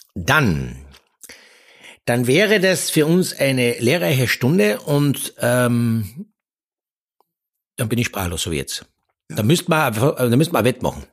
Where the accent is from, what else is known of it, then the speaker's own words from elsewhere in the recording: Austria; Wir Österreicher